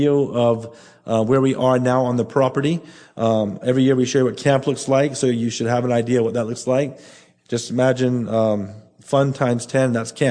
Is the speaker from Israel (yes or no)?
no; Bahamas; Nassau alone, 60% of our population is under 25